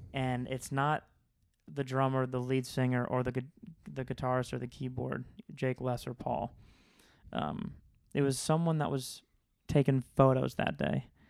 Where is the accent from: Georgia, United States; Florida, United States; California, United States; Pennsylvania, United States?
Florida, United States; I'm from Florida